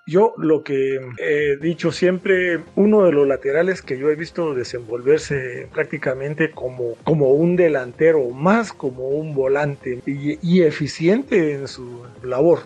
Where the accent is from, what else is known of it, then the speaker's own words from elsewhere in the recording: Guatemala; como guatemalteco